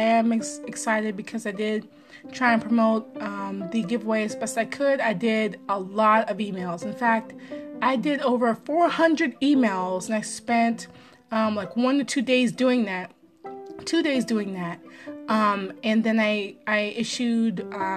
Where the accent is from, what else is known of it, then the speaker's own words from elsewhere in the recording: Maryland, United States; my home state.